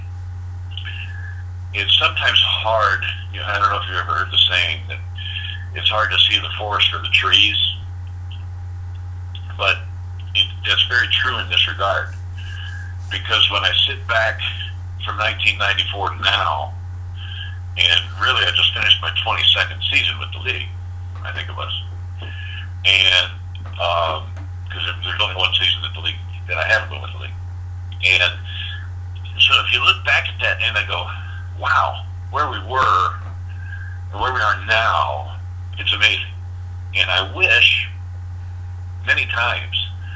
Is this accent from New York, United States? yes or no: no; St. Louis, Missouri, United States; growing up in the St. Louis area